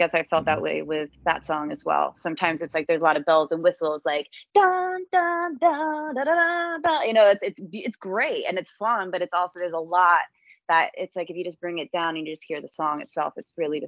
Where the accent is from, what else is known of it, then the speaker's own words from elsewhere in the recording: Esher, South East England, United Kingdom; it reminded me of growing up in England and everything. So, cause I grew up in like, it was Esher, Surrey, which is a very small kind of just outside of London, little town.